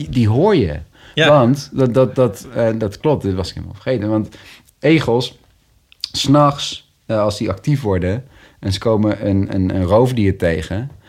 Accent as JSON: {"language": "Dutch", "town": "Nijmegen", "region": "Gelderland", "country": "Netherlands", "tie": "born or raised there", "also_born_or_lived": "'s-Hertogenbosch", "said": "in Nijmegen, in, in, in, de buitenwijk van Nijmegen. Ehm, ook wel een groene wijk."}